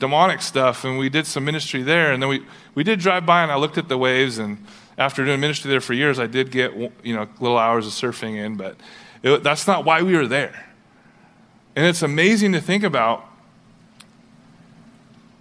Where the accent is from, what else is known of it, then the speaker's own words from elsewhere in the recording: Huntington Beach, California, United States; I grew up in Southern California, Huntington Beach, surfer